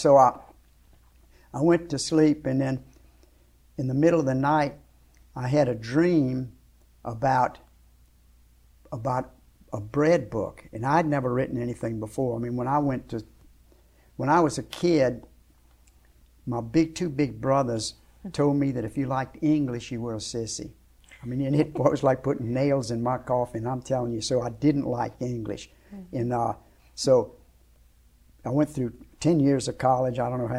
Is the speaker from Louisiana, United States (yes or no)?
yes; Shreveport, Louisiana, United States; I was from Shreveport, but I was living in Lafayette, and I was going to go watch her fight.